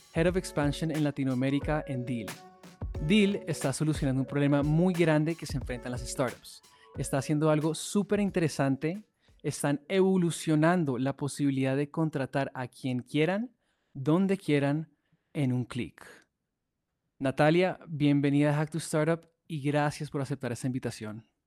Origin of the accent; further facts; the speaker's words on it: Colombia; siendo colombiano